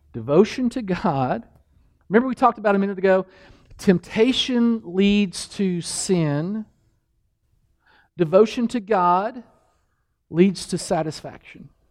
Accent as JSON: {"language": "English", "region": "Kentucky", "country": "United States", "said": "I'm from Kentucky"}